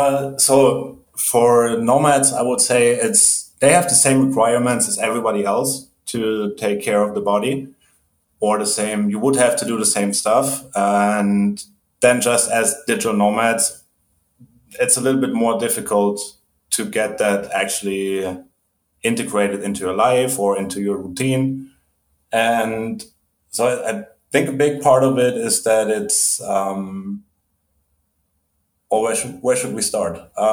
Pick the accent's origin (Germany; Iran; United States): Germany; English is a second language; moved away; I'm originally from Germany. When I was a kid, we moved around a lot.